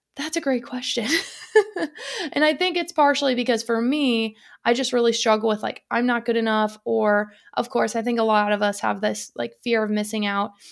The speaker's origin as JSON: {"language": "English", "town": "Detroit", "region": "Michigan", "country": "United States", "tie": "born or raised there", "moved": "yes", "said": "growing up in the Detroit area"}